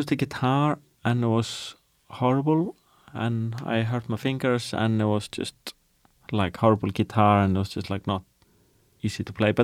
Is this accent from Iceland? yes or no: yes; Iceland; growing up in Iceland, where it's like dark and depressing 9 months of the year and cold